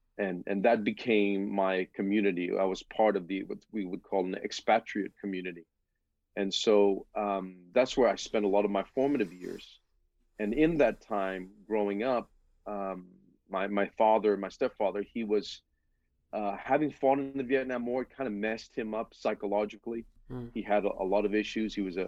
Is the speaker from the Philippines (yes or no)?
yes; Philippines; born there; I was born in the Philippines. My biological parents are obviously Filipino. Back in the 70s, I was born in.